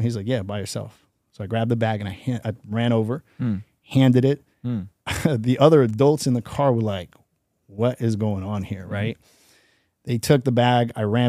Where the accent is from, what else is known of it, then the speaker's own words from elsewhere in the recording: New York City, New York, United States; also born or lived in Jersey; I grew up in New York City. I kind of removed myself. I grew up with so much crazy stuff.